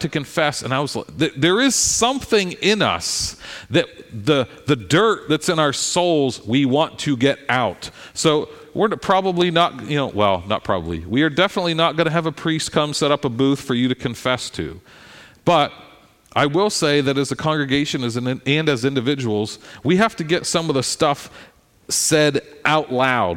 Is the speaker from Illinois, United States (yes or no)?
no; Philadelphia, Pennsylvania, United States; I'm a Philadelphian